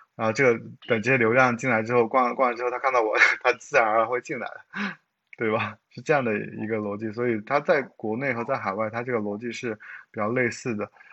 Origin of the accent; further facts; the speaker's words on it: China; 他很像我们中国人